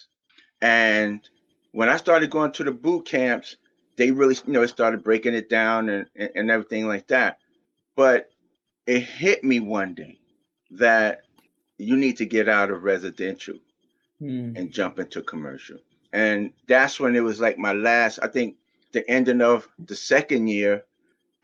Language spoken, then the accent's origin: English; New York City, New York, United States; moved away as an adult; now in New Jersey, United States; I was born in Brooklyn, New York.